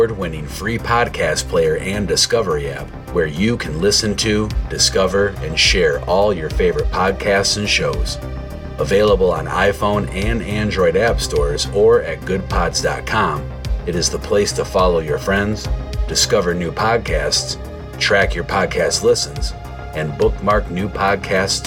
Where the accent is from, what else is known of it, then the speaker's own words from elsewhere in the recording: Jackson, Michigan, United States; I grew up in Jackson, Michigan. I'm 20 minutes south of Jackson, Michigan.